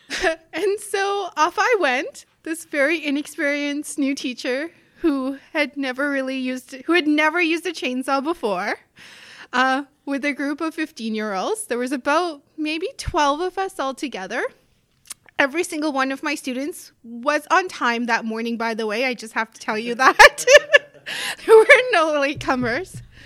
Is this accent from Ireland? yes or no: no; South Africa; moved away as an adult; also born or lived in northern Manitoba, Canada; now in Canada; I grew up in South Africa